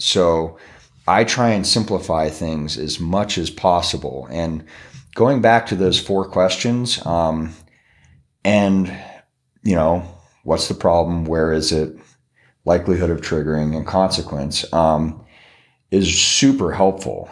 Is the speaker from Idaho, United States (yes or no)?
yes; McCall, Idaho, United States; McCall, my hometown